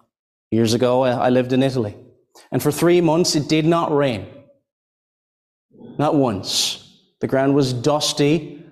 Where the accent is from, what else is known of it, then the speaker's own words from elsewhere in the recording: Ireland; I think here we're speaking about this in Scotland, and I'm from Ireland, and somebody might hear, well, rain doesn't sound like a blessing, does it?